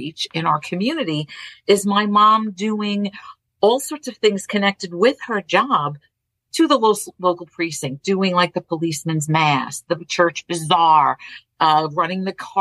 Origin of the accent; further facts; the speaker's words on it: New York City, New York, United States; accent: Brooklyn; The town that I grew up in Brooklyn, in Borough Park, was really a true melting pot